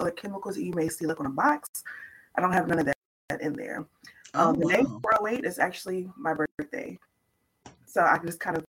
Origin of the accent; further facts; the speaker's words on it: St. Louis, Missouri, United States; I'm from St. Louis, Missouri.